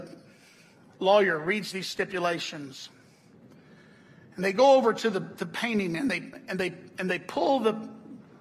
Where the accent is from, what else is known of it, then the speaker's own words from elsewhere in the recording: the South, United States; I'm from the South